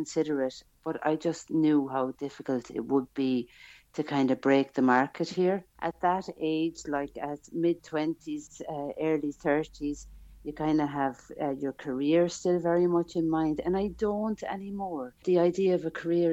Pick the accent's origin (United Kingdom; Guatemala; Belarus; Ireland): Ireland; Ballina, Munster; moved away as an adult; now in Switzerland; I'm from Ballina, Killaloe, County Clare